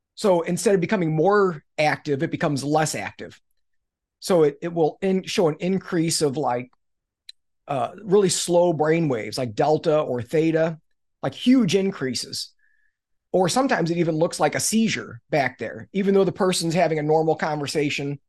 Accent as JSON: {"language": "English", "region": "Missouri", "country": "United States", "tie": "born or raised there", "said": "I grew up in Missouri, which is the show me state"}